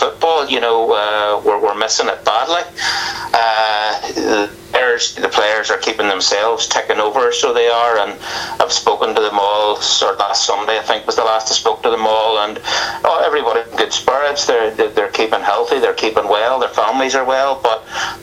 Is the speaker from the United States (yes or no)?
no; Larne, Northern Ireland, United Kingdom; growing up in Larne